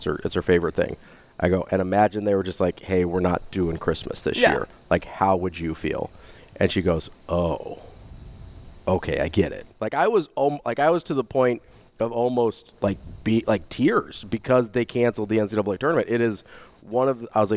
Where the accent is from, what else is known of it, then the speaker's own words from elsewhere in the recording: Omaha, Nebraska, United States; growing up in Omaha where Creighton was the mid-major when I was growing up